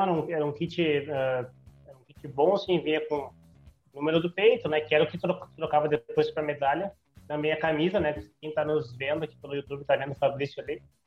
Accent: Santa Maria, Rio Grande do Sul, Brazil; a gente é de Santa Maria.

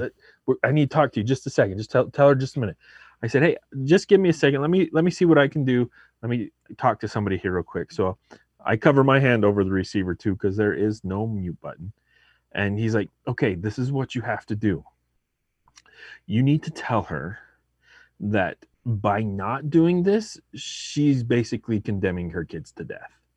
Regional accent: Arizona, United States; also born or lived in Mesa, Arizona; I'm from Arizona, I live there now.

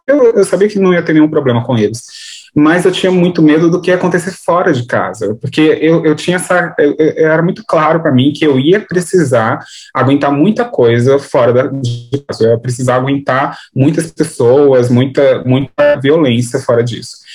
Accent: São Paulo, Brazil; Sou de São Paulo, capital é, do Grajaú. Eu nasci aqui e moro aqui até hoje.

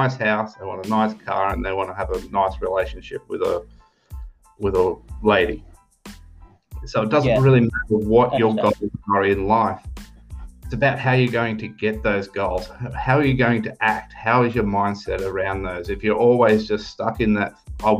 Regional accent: Australia; moved away as an adult; now in Europe; I'm an Australian. I'm currently living in Europe

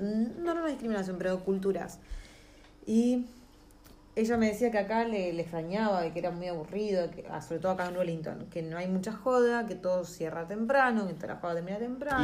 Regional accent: Argentina; moved away as an adult; now in New Zealand; nosotros como argentinos

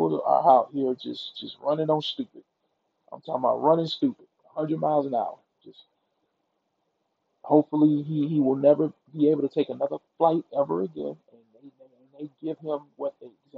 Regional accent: Mississippi, United States; I'm from Mississippi

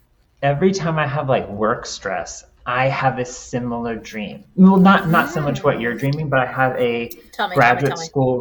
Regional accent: Texas, United States; moved away; also born or lived in Cincinnati, Ohio; I'm from Texas.

